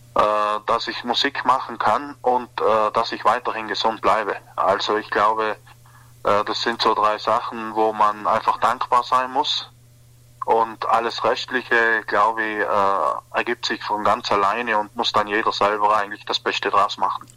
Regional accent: South Tyrol, Trentino-Alto Adige, Italy; bei uns in Südtirol

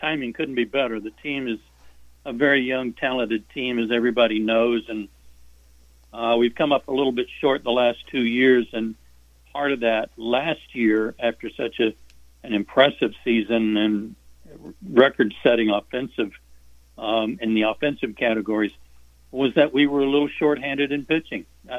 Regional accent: Norman, Oklahoma, United States; we had a drive-in movie theater in Norman, Oklahoma, my hometown.

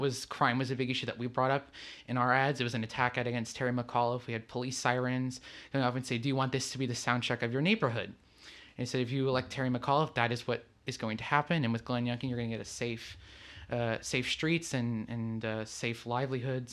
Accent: Lisbon, Portugal; moved away as an adult; also born or lived in New Jersey / Texas; I'm originally from Lisbon, Portugal. That's where I came here, but I was born in New Jersey

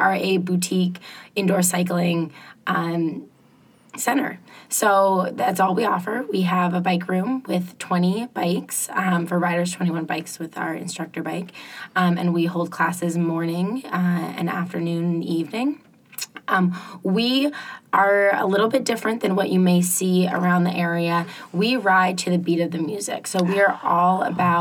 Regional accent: Concord, New Hampshire, United States; also born or lived in Ohio / Boston; I grew up in Concord

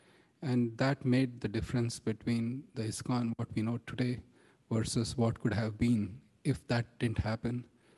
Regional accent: India; Growing up in India, and the impact of British culture was such that youth would be very embarrassed of their own culture and think it as superstitious and bogus.

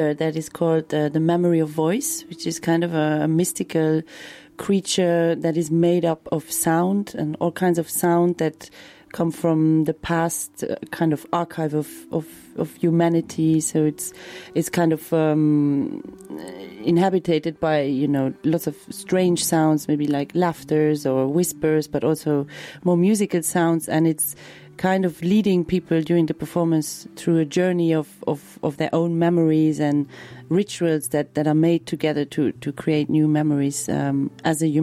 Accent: Luxembourg; I'm from Luxembourg

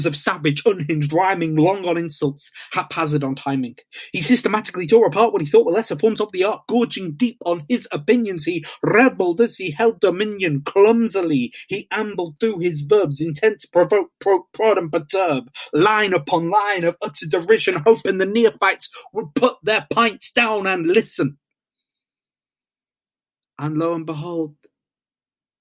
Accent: Isle of Wight, South East England, United Kingdom; I'm from the Isle of Wight.

